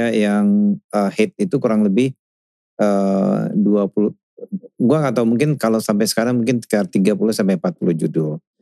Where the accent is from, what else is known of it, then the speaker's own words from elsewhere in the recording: Minas, Riau, Indonesia; kecil udah besar di Caltex. Caltex itu 70% itu tuh expatriate